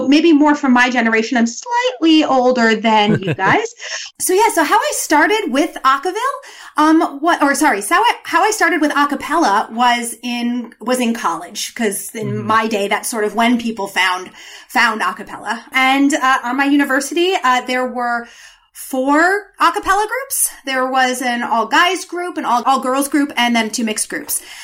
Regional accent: New York, United States; now in DC area, United States; I'm from New York

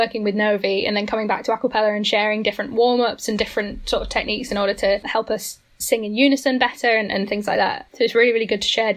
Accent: the north of England, United Kingdom; I'm from the north of England

